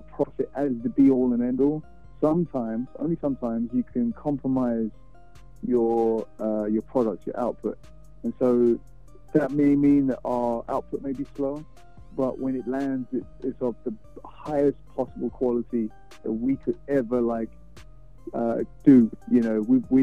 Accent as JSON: {"language": "English", "region": "London", "country": "United Kingdom", "tie": "born or raised there", "moved": "as an adult", "lives_now": "Houston, United States", "said": "I'm from London, born and raised"}